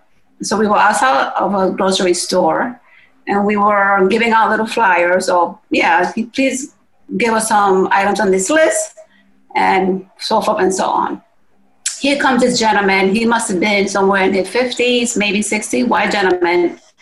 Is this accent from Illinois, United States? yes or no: no; New York, United States; now in Virginia, United States; I come from New York, so it's a whole different mindset, even though it's called a melting pot.